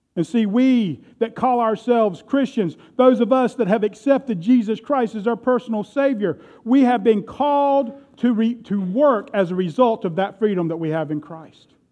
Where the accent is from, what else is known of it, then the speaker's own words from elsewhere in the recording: United States; I am proud to be an American